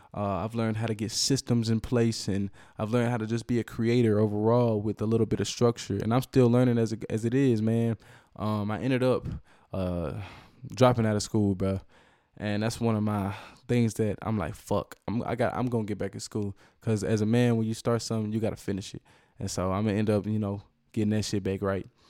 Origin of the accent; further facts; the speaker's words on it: Cedar Hill, Texas, United States; also born or lived in Dallas, Texas / Oak Cliff / Duncanville; that's where I graduated high school from. It's really where I grew up